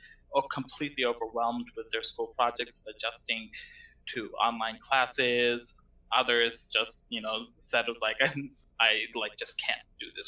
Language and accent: English; Lebanon; I am from Lebanon